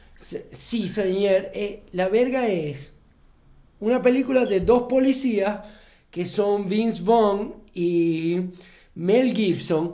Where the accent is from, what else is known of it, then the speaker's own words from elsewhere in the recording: Maracaibo, Zulia, Venezuela; Nosotros somos, no somos críticos de cine, sino somos maracuchos